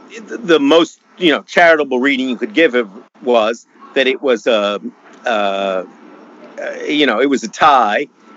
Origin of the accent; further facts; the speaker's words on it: Canada; now in United States; my home country of Canada